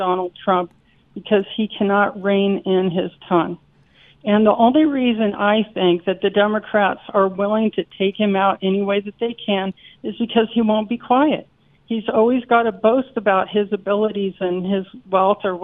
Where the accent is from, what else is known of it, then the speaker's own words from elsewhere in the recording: Colorado, United States; I'm a conservative Christian, and I'm from Colorado